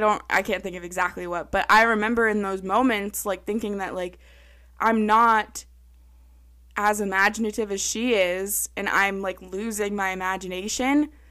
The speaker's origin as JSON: {"language": "English", "town": "Pepperell", "region": "Massachusetts", "country": "United States", "tie": "born or raised there", "said": "I grew up in Pepperell, our neighborhood"}